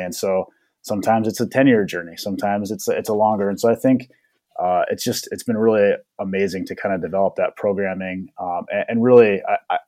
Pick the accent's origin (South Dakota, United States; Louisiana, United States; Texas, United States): South Dakota, United States; Winner; moved away as an adult; also born or lived in Denver, Colorado / Minnesota; I was born and raised in Denver, Colorado. My dad participated in the relocation program in the 1960s, so I grew up in Denver, have a lot of connections to the Denver area, and then ultimately moved to Winter, South Dakota in about, I think, when I was 8 or 9, late 90s, early 2000s, and so actually grew up there for high school